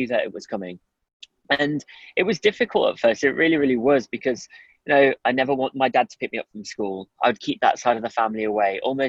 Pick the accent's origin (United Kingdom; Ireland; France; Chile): United Kingdom; Midlands; also born or lived in Durham; growing up in the Midlands, it was very, very mixed culturally. So yes. I didn't really feel my colour. I kind of blended in, let's say. But then when I moved to Durham